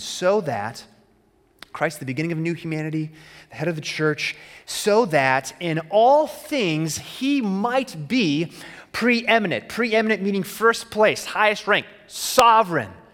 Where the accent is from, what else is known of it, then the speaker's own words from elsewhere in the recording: Arizona, United States; As a kid growing up in Arizona